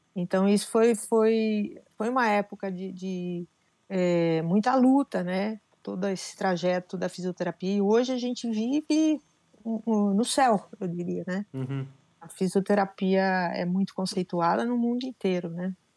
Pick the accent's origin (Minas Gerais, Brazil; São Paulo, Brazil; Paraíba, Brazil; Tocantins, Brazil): São Paulo, Brazil; Piracicaba; moved away as an adult; eu sou nascida em Piracicaba